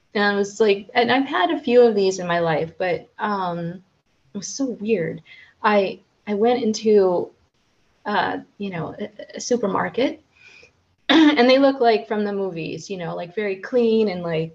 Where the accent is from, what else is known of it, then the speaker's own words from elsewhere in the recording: United States; now in Central Europe; I'm American